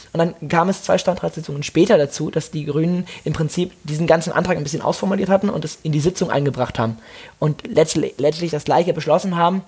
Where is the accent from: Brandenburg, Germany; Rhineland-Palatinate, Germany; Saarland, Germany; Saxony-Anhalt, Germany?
Rhineland-Palatinate, Germany; Mainz; Also ich bin ja auch in Mainz aufgewachsen